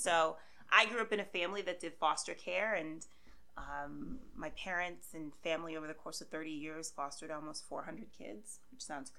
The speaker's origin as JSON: {"language": "English", "town": "Worcester", "region": "Massachusetts", "country": "United States", "accent": "towny New England", "moved": "yes", "lives_now": "Washington, D.C., United States", "said": "A little bit about myself. So I am originally from Worcester, Massachusetts. So if you hear a towny New England accent, you know, it is what it is."}